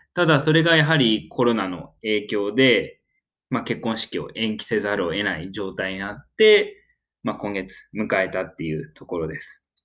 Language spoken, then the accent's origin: Japanese; Oita, Japan; 自分大分県出身